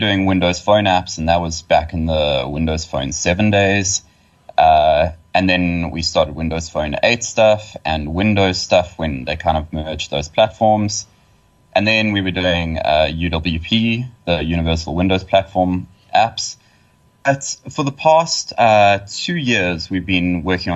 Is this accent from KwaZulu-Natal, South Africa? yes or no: yes; Estcourt, KwaZulu-Natal, South Africa; moved away as an adult; now in Durban, South Africa; I was born in a tiny town called Escort